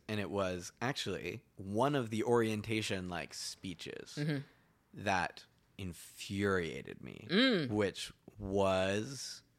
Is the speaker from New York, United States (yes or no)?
no; Massachusetts, United States; oh, I'm from Cape Cod, and they're like, oh, that's cool.